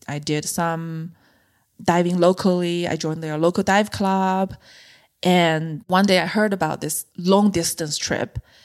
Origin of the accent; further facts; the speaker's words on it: China; moved away as an adult; also born or lived in Beijing; I grew up in a mid-size city in China